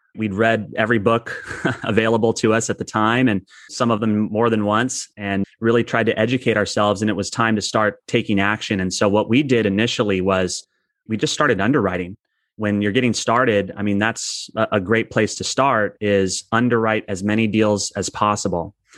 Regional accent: Southern California, United States; also born or lived in San Diego; I've born and raised in Southern California, but we've lived in San Diego for twenty years

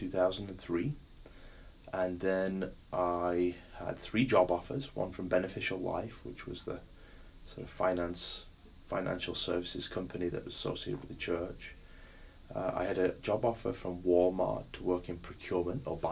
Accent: United Kingdom; now in United States; Being British

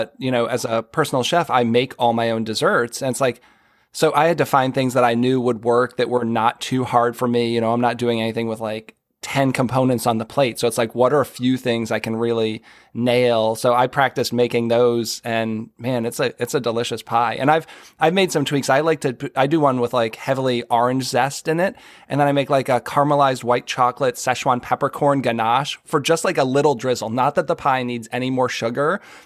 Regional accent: Boston, Massachusetts, United States; now in Maryland, United States; As a Northerner, I grew up in the Boston area.

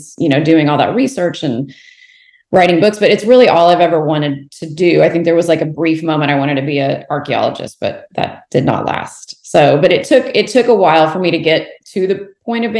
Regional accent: Houston, Texas, United States; also born or lived in Fort Worth, Texas; So I'm born and raised in Texas, so Fort Worth and then Houston.

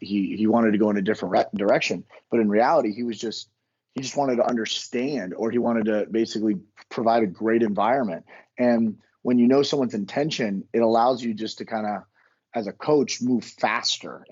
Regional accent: Miami, Florida, United States; moved away as an adult; now in Virginia, United States; born and raised in Miami. I grew up on the water and swam every day of my life

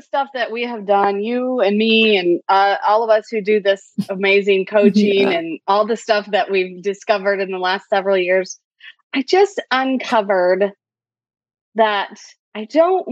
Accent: Michigan, United States; moved away as an adult; now in Nashville, United States; I live in Nashville, Tennessee. I am originally from Michigan, but I have officially been in Tennessee longer than I was in Michigan

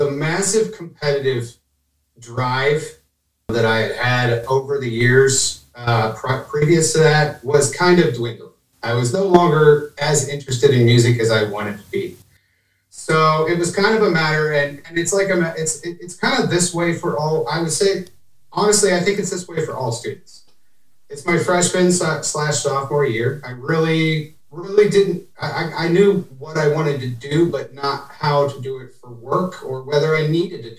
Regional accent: Ohio, United States; now in Indiana, United States; I'm from Ohio

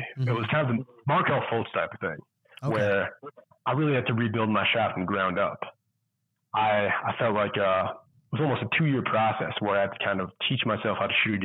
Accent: South Dakota, United States; I'm from South Dakota.

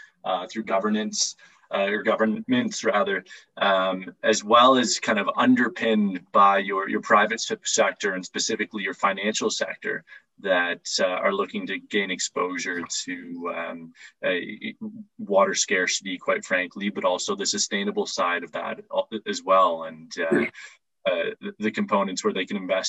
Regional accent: Toronto, Ontario, Canada; now in Oxford, United Kingdom; I'm living in Oxford, United Kingdom. I'm from Toronto, Canada

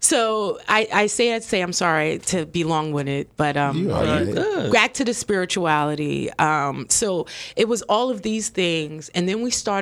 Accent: Hoboken, New Jersey, United States; moved away as an adult; also born or lived in Jamaica / Daytona, Florida; I grew up around it because I grew up in Hoboken, you know, Boricua

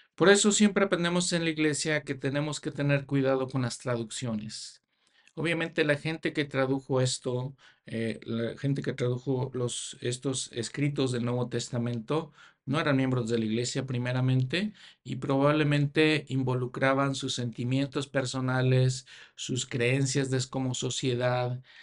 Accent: Mexico; also born or lived in United States / Canada; en mi país, México

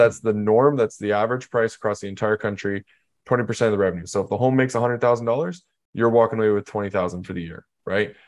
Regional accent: Canada; So I'm from Canada

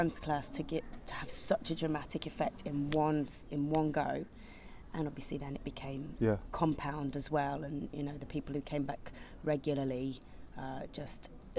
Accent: Manchester, North West England, United Kingdom; moved away as an adult; now in London, United Kingdom

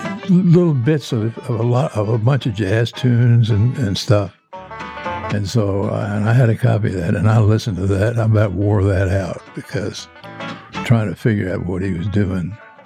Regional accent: Richmond, Virginia, United States; In Richmond, I grew up in Richmond

